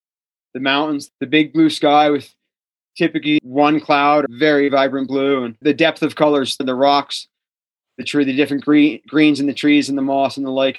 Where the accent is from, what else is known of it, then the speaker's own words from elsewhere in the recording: Flemington, New Jersey, United States; moved away as an adult; also born or lived in Vermont; now in Truckee, United States; Flemington, New Jersey. So Northwest New Jersey. We were about 45 minutes out of New York City.